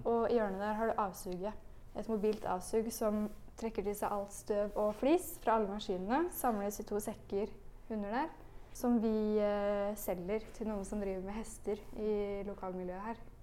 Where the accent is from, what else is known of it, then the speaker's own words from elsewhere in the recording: Spydeberg, Østfold, Norway; moved away as an adult; also born or lived in Oslo; Jeg er fra Spydberg